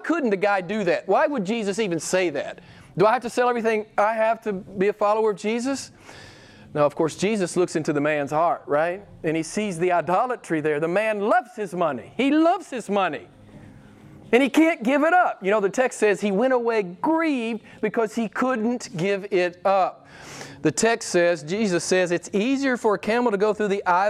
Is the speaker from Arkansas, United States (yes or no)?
yes; Arkansas, United States; born or raised there